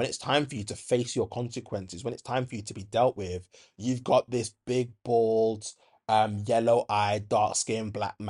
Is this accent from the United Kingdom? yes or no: yes; Handsworth, West Midlands, United Kingdom; It really reminds me of like when I was growing up in Handsworth, and you'd get like these white women that would make racist remarks